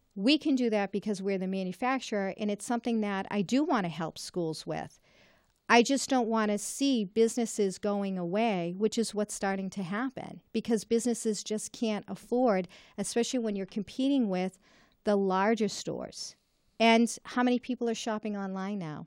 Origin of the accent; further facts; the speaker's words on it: Reading, Massachusetts, United States; also born or lived in Malden, Massachusetts / Wakefield, Massachusetts; the communities in my district and happens to be my hometown